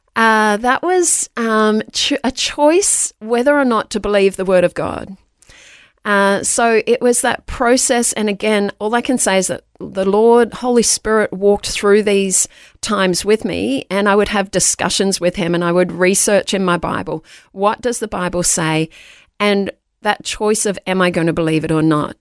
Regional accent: Queensland, Australia; born or raised there; also born or lived in Darlinghurst, Sydney, New South Wales

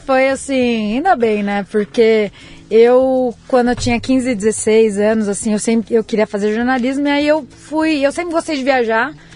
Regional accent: Itaquaquecetuba, São Paulo, Brazil; moved away as an adult; also born or lived in Mogi das Cruzes; now in Sydney, Australia; Eu nasci em Mogi das Cruzes, mas minha família sempre morou em Itaquaquecetuba, Grande São Paulo.

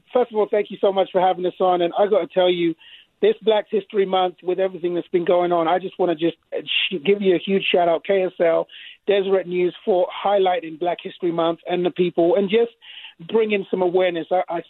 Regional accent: England, United Kingdom; now in United States; when I came from England, all right, the white Brits are different from the American Brits.

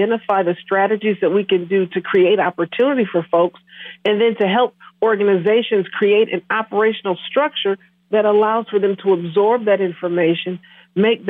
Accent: Milwaukee, Wisconsin, United States; also born or lived in Menomonie, Wisconsin / Oshkosh, Wisconsin; I was born and raised in Milwaukee, Wisconsin

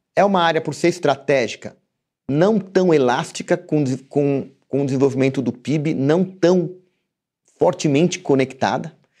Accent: Brazil; como brasileiro

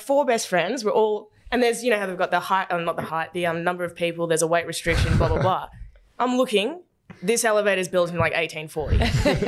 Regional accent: Werribee, Victoria, Australia; growing up in Werribee with a single mum and no money

